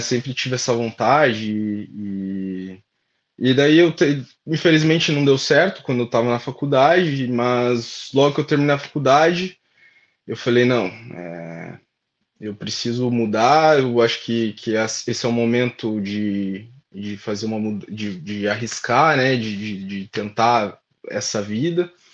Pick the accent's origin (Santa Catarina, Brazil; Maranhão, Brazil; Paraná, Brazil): Paraná, Brazil; Curitiba; moved away as an adult; now in Ireland; Sou de Curitiba, Paraná